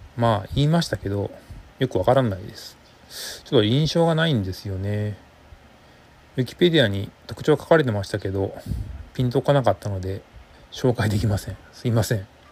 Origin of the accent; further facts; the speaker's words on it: Fukuoka, Japan; 私が福岡在住ということもあって